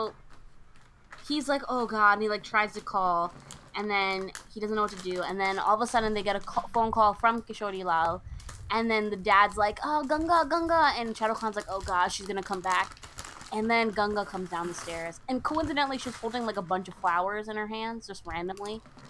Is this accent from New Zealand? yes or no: no; United States; as American-borns